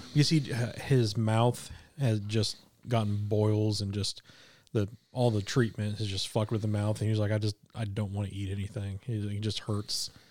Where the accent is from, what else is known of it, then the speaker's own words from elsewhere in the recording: Kansas City, Missouri, United States; now in Arkansas, United States; I grew up in Kansas City. It's flat.